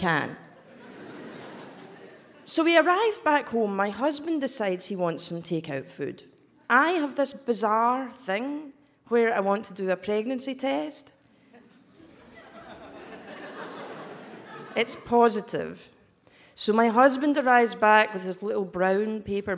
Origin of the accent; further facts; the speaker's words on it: Scotland, United Kingdom; accent: Scottish; So this accent is Scottish